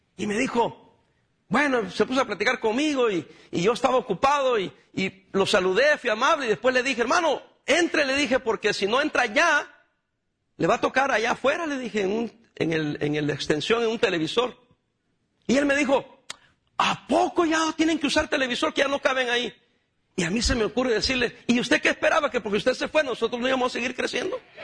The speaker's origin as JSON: {"language": "Spanish", "country": "El Salvador", "moved": "yes", "said": "yo soy del Salvador"}